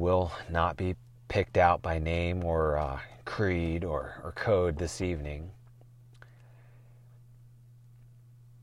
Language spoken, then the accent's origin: English; Portland, United States; I'm from Portland. I've seen this shit since the 70s and I was only 5 years old.